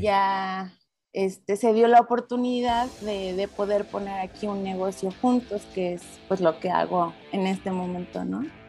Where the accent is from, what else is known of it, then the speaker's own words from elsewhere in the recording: Celaya, Guanajuato, Mexico; moved away as an adult; now in Querétaro, Mexico; crecí en Celaya normal con mi familia